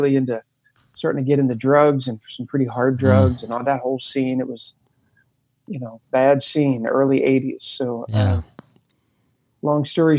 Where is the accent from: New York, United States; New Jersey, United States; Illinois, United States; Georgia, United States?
New Jersey, United States; Camden; I was born right outside of Philadelphia, basically Philadelphia in Camden, New Jersey